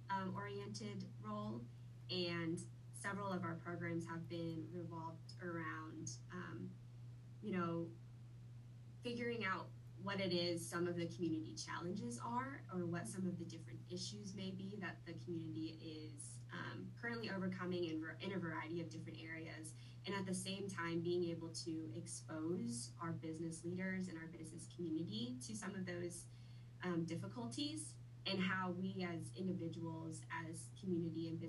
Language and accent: English; Wichita, Kansas, United States; also born or lived in Vietnam; I have lived in Wichita most of my life, but I am a Vietnam native. I grew up there, or I was born there. I moved to the U.S. when I was 6 years old. And have pretty much been in Wichita